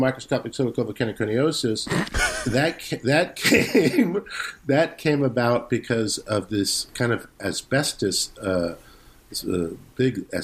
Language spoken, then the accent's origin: English; La Mirada, California, United States; growing up in La Mirada, which is like kind of near Whittier and Fullerton